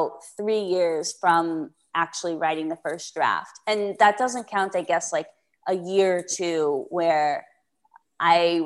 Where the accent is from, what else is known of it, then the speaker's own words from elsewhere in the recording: Florida, United States; moved away; I'm from Florida. So we went back, like, basically to my hometown